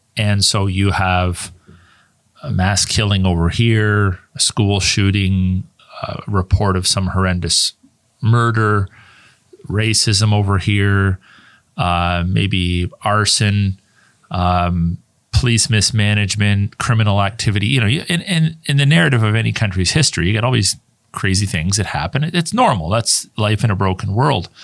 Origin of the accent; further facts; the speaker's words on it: Canada; also born or lived in United States; I was born in Canada. And my primary residence is always being in Canada